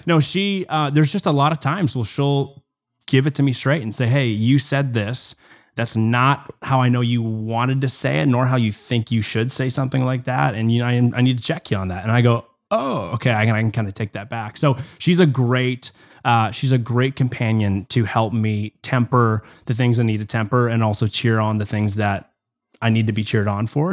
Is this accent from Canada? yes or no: yes; Canada; as a Canadian